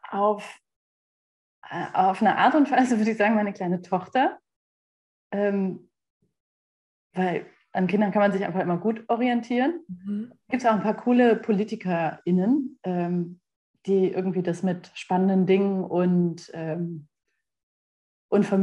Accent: North Rhine-Westphalia, Germany; Ich komme ja aus Westfalen und Westfalen gucken manchmal etwas mürrisch

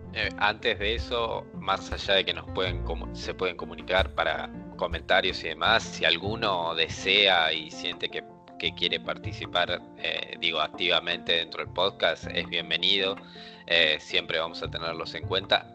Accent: Argentina; nosotros dos somos de Argentina

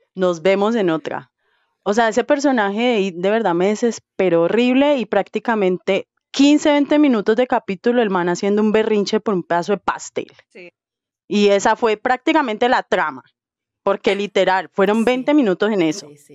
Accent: Colombia; yo soy de Colombia

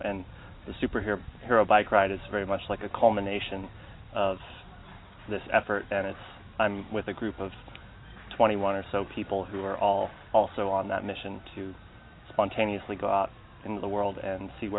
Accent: Seattle, Washington, United States; I grew up in Seattle, Washington

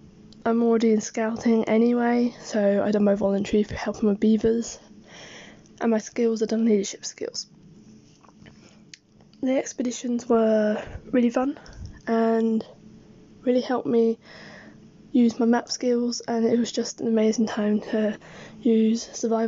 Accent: Hertfordshire, East of England, United Kingdom; I'm from Hertfordshire.

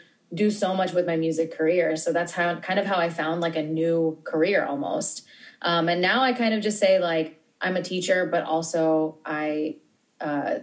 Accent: New York, United States; I'm born and raised in New York.

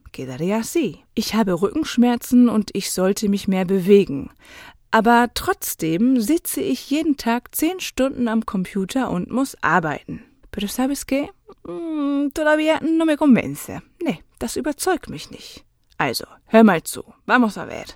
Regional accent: Germany; ich als Deutsche

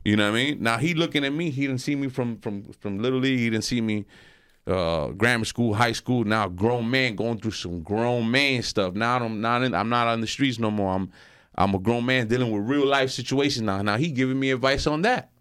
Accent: West New York, New Jersey, United States; I grew up in West New York, and, uh, I grew up there my whole life

